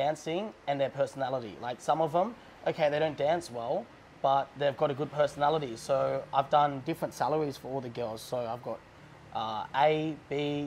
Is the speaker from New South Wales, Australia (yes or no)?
no; Melbourne, Victoria, Australia; moved away as an adult; now in Pattaya, Thailand; I'm from Melbourne, Australia.